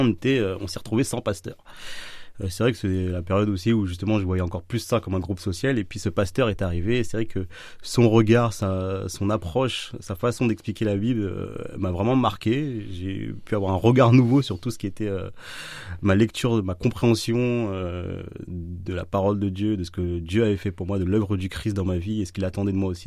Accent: Villeneuve-Saint-Georges, Île-de-France, France; moved away as an adult; now in Orléans, France; Alors, je viens de la région parisienne. Donc, je suis né euh, dans 94 à Villeneuve-Saint-Georges

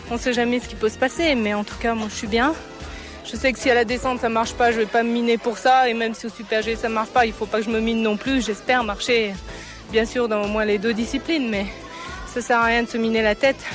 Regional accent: Champagnole, Bourgogne-Franche-Comté, France; je suis né à Champagnol, dans le Jura. J'habite à Francine-le-Haut, J'habite donc à 10 km de Fabrice. Donc, euh, on est du Jura.

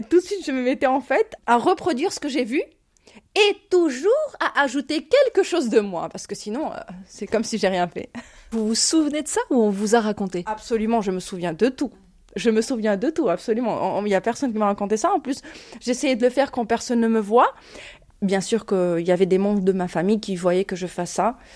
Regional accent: Ukraine; moved away as an adult; now in France; j'ai 29 ans, je viens d'Ukraine, je suis réfugiée ukrainienne. Je suis rentrée en France le 17 mars 2022.

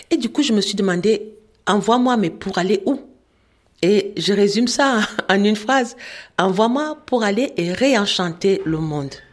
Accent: Cameroon; euh, je viens du Cameroun.

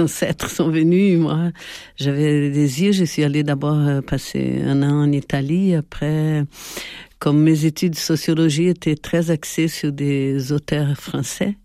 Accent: Brazil; moved away as an adult; also born or lived in Paris, France / Italy; now in Nîmes, France; je suis née au Brésil

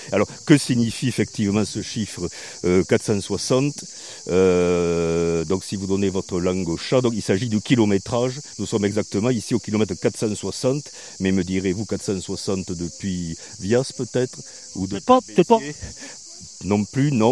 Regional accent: Béziers, Occitania, France; je suis originaire de Béziers, voilà, au cas où on ne l'aurait pas compris avec mon accent

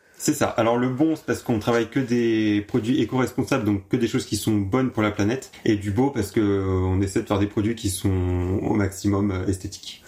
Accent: Hautvillers, Grand Est, France; J'ai grandi à Dauvillé avec ma famille

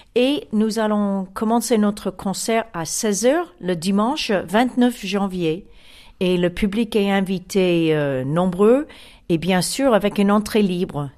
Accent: Chicago, Illinois, United States; French is a second language; now in France; je viens de Chicago

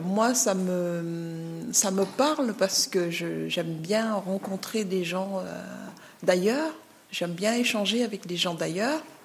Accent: Senegal; also born or lived in Lisieux, France; now in France; je suis originaire du Sénégal, mais j'habite ici depuis très longtemps.

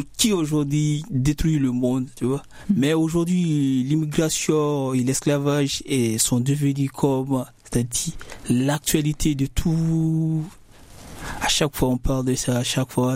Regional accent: Guinea; now in France; je viens de la Guinée-Conakry

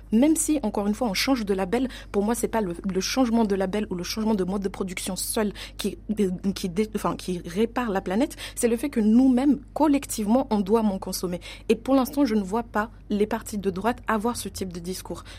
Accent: Mayotte; l'exemple de Mayotte, d'où je viens, je viens de Mayotte

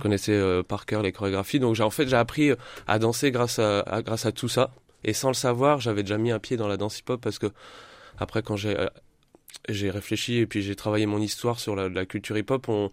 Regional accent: Châlons-en-Champagne, Grand Est, France; also born or lived in Reims; je suis revenu revivre à Chalon euh, il y a 3-4 ans, j'ai vécu 20 ans sur Reims et j'ai voulu revenir euh, dans ma ville natale

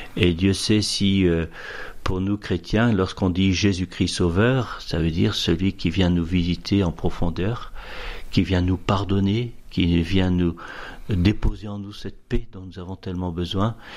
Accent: Boulogne-sur-Helpe, Hauts-de-France, France; moved away; also born or lived in Somme; j'ai vécu toute mon enfance dans la région de l'Avenois, un pays de bocage, une petite Normandie, on pourrait dire, un pays, d'élevage, la Vénois, et j'ai habité un, petit village qui s'appelle Boulogne-sur-Helpe, à 5 km d'Avennes-sur-Helpe

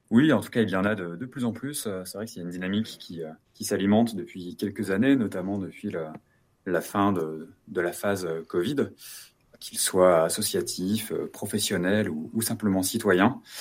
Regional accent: Lyon, Auvergne-Rhône-Alpes, France; Chez nous à Lyon, c'est de vendredi soir à dimanche soir

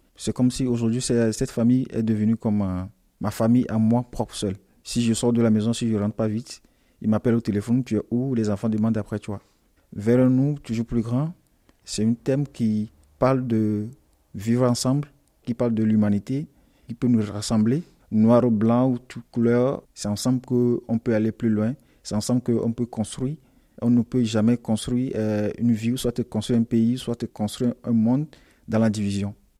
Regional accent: Togo; now in France; je viens du Togo. Je suis arrivé ici en France en euh, décembre 2019.

